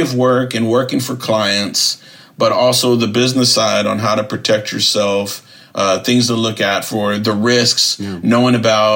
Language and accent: English; Southern California, United States; moved away as an adult; also born or lived in Austin, Texas / Wisconsin; As a Chicano growing up in Southern California, I was raised seeing, like, the murals, the narratives, the tattoo culture of my cousins